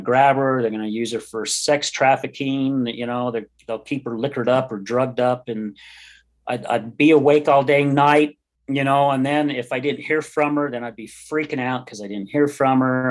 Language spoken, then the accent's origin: English; West Jordan, Utah, United States; I grew up in West Jordan. My parents moved out there when I was about nine years old.